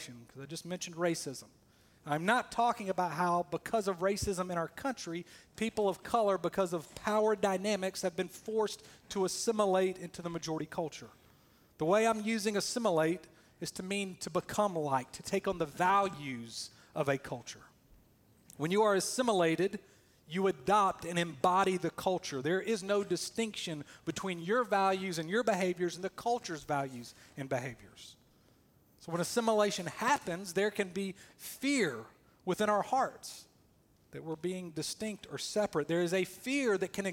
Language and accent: English; Columbus, Georgia, United States; moved away as an adult; also born or lived in Valley, Alabama / Auburn, Alabama; now in Durham, United States; I'm a son of the South. I was born in Valley, Alabama, raised in Columbus, Georgia